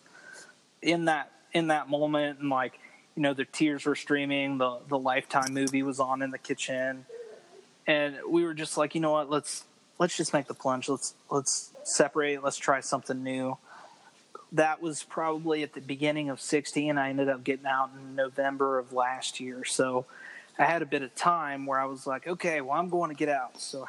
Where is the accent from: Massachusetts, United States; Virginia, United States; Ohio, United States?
Virginia, United States; Roanoke; moved away as an adult; also born or lived in Guam / Norfolk, Virginia; now in Texas, United States; I'm from Virginia. I enlisted I'm from Roanoke, Virginia, which is over in the mountains